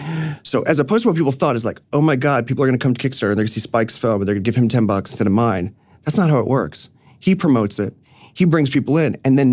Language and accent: English; New York City, New York, United States; No, I grew up in the city, but I grew up on Roosevelt Island, actually.